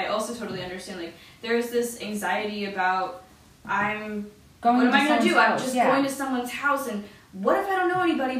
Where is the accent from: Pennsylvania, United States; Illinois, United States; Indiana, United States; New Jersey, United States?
Pennsylvania, United States; Philadelphia; every town we hit, we'd say, oh, we're from Philly.